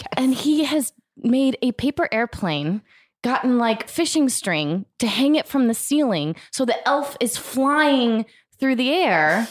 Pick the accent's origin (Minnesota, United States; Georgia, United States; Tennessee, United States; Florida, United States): Florida, United States; also born or lived in Denver; now in Los Angeles, United States; I grew up in Florida, so I didn't grow up with any snow.